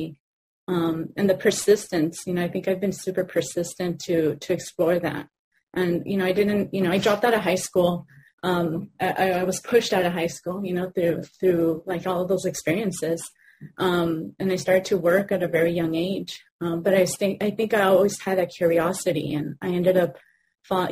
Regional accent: Los Angeles, California, United States; I grew up in Pico Union

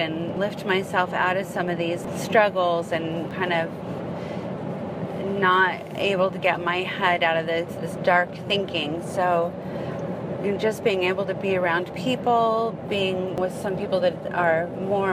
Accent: California, United States; I'm from California

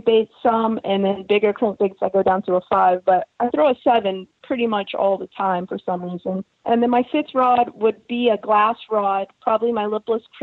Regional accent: Texas, United States; It's a smaller lake where I live, or where I was born and raised in Texas

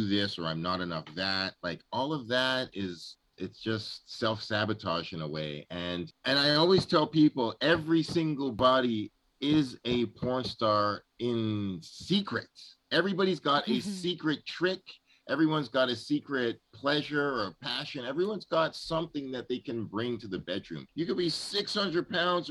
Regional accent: Jamaica; I'm not Trini. I'm actually Jamaican

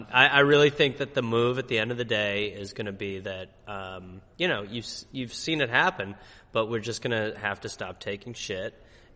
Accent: Brown Deer, Wisconsin, United States; moved away; I'm from Milwaukee County, basically. Okay. I'm from a town called Brown Deer.

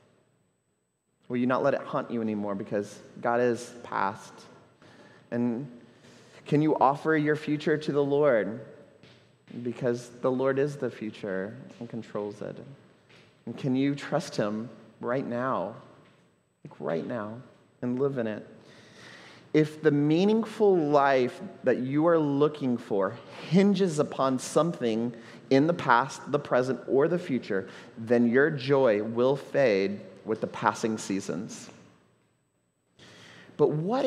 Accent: Houston, Texas, United States; now in Puerto Rico; I grew up in Houston

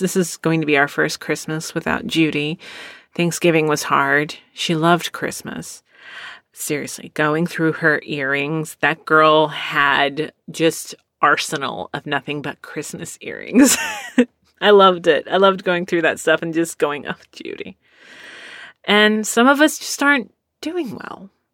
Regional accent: Cleveland, Ohio, United States; I'm from the Cleveland area

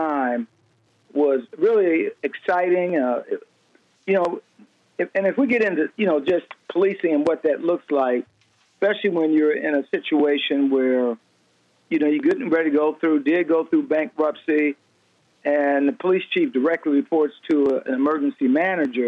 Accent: Detroit, Michigan, United States; moved away as an adult; even though I'm from Detroit, I started my policing career here in Detroit. I left at some point and stayed gone well over 34 years

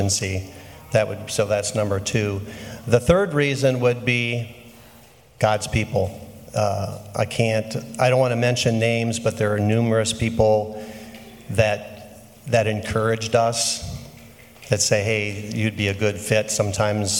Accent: Manawa, Wisconsin, United States; I'm from central Wisconsin, a small town called Manawa

